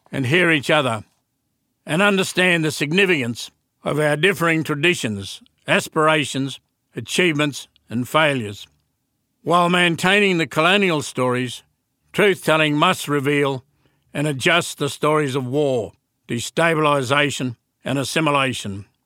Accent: Western Australia, Australia; I'm a Yawuru man, a long way from my home country, in the land of the Noongar.

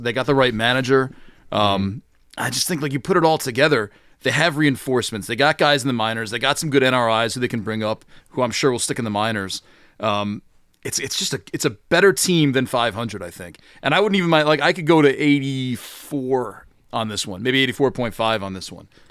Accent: Syracuse, New York, United States; I'm from Syracuse

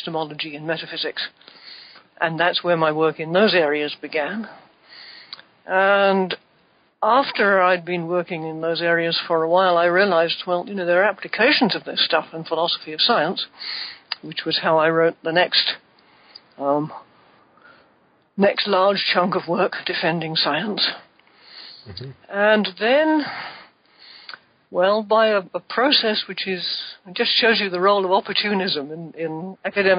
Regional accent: United Kingdom; accent: British; moved away; I was born and brought up in Britain and educated in Britain.

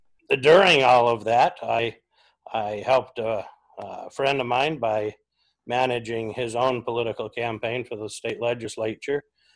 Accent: Washington, United States; My generation's actually the first that any of us have moved off the farm. So yeah, we're from Washington and never get too far from it.

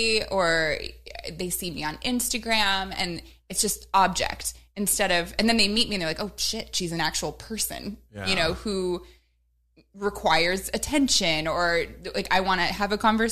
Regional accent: Midwest, United States; I'm from the Midwest.

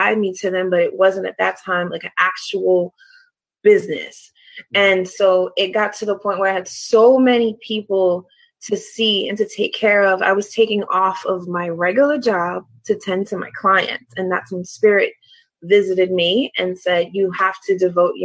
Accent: New York City, New York, United States; moved away as an adult; now in Baltimore, United States; I'm originally from Brooklyn, New York. I'm Puerto Rican and Moroccan, born and raised in Brooklyn. I moved to Baltimore over 11 years now

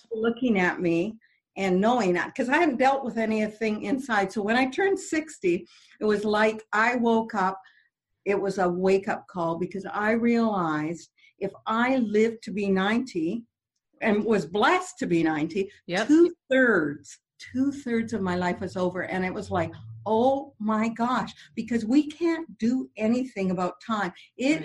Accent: Canada; I'm French Canadian

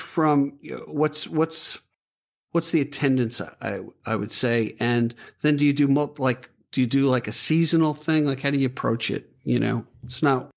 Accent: New York, United States; I'm from New York, so we, we talk kind of rough

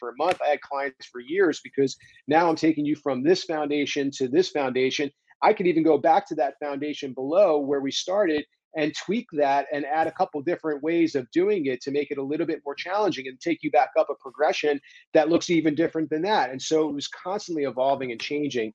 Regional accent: East Coast, United States; moved away as an adult; also born or lived in New York City / California; I grew up on the East Coast

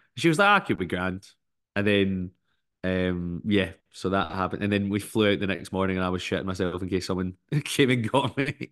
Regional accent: Glasgow, Scotland, United Kingdom; growing up in Anderson, which is not too far from where I kinda grew up

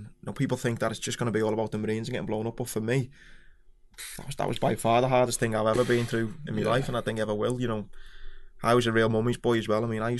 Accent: Bootle, North West England, United Kingdom; I mean, I don't know about you, where you grew up, but I loved it. You know, I've got all my best mates are still from Bootle

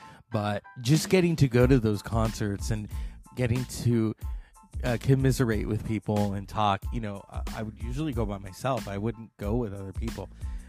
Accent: Northern California, United States; I'm from Northern California.

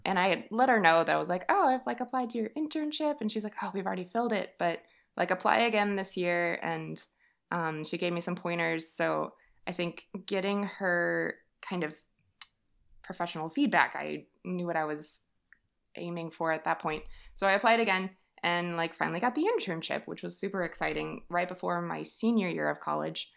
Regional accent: Texas, United States; moved away as an adult; also born or lived in Savannah, Georgia; I am from Texas, hence the yeehaw

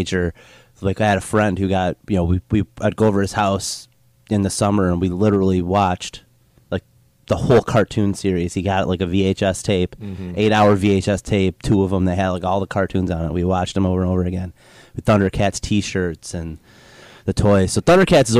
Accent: Riverview, Michigan, United States; also born or lived in Southgate, Michigan; the house I grew up in Riverview, Michigan

